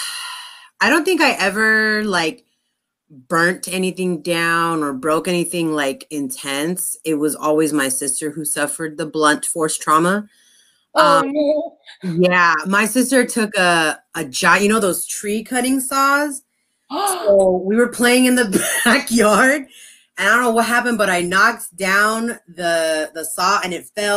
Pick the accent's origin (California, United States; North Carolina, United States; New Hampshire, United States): California, United States; Los Angeles; I grew up in the 80s and 90s in Highland Park